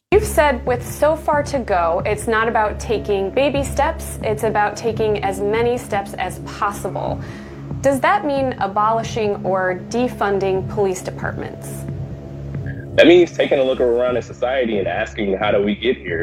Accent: Milwaukee, Wisconsin, United States; my hometown of Milwaukee

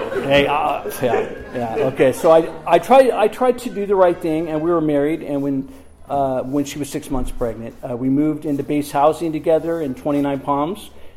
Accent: Camarillo, California, United States; also born or lived in Oxnard, California; I was born in Oxnard, California in 1970, and I was raised by my grandparents and my mother in Camarillo, California.

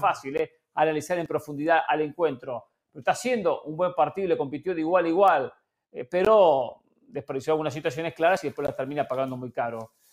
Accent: Argentina; como argentino y como hincha de River

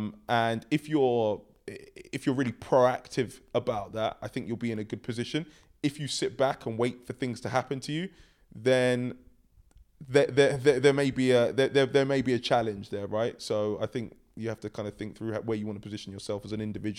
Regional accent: London, United Kingdom; I grew up in London. I have three sisters.

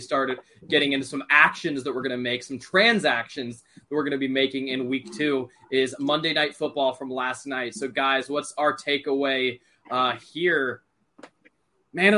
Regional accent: Cincinnati, Ohio, United States; I'm from the Cincinnati area

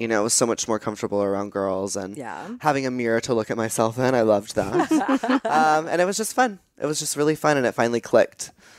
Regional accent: Texas, United States; moved away; growing up in Texas, a little gay boy

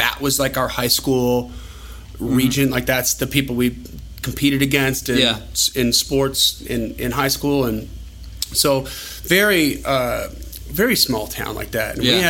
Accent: Wisconsin, United States; moved away; I didn't grow up in the city. I grew up in a small town. I didn't grow up in the South. I grew up in Wisconsin.

